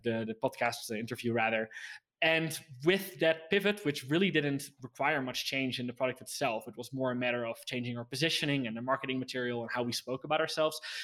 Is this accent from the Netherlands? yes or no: yes; Netherlands; I was from the Netherlands